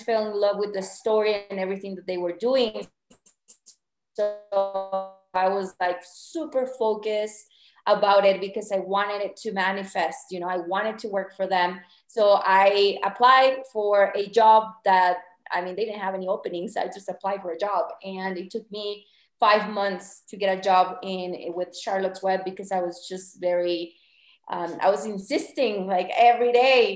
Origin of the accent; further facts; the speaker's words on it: Chihuahua, Mexico; moved away as an adult; also born or lived in Ciudad Juarez, Mexico / Colorado, United States; now in Mexico City, Mexico; I'm from Chihuahua and I lived in the border for many years in Ciudad Juarez